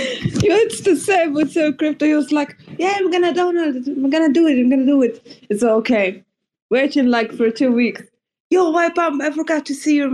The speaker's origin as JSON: {"language": "English", "town": "Frankfurt", "region": "Hesse", "country": "Germany", "also_born_or_lived": "Karlsruhe", "second_language": "English", "said": "I'm like from Frankfurt, but this time I'm here now in Karlsruhe, so in another city."}